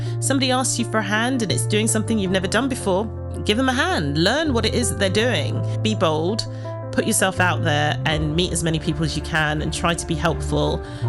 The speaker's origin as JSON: {"language": "English", "town": "Ilford", "region": "London", "country": "United Kingdom", "tie": "born there", "said": "Well, I was born in Ilford, not too far from here, in the East End of, well, where East End meets Essex."}